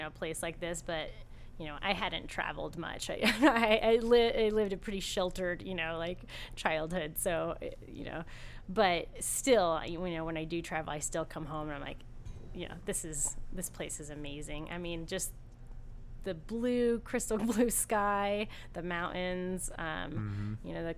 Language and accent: English; Ventura, California, United States; moved away; I'm from Southern California